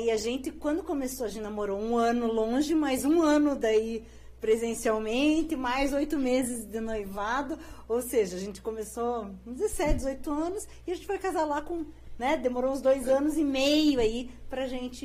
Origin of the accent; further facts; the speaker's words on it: Curitiba, Paraná, Brazil; eu sou curitibana, né? Nasci em Curitiba, me criei ali na região do Portão, Água Verde